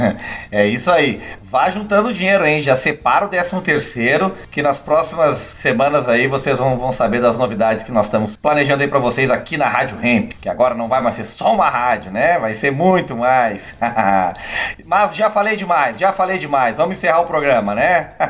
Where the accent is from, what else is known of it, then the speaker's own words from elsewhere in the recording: Gravataí, Rio Grande do Sul, Brazil; lá na minha cidade, Gravataí, minha cidade natal